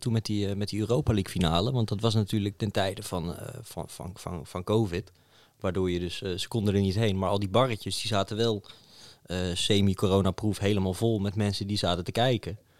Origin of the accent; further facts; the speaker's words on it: Netherlands; wij uit Nederland kwamen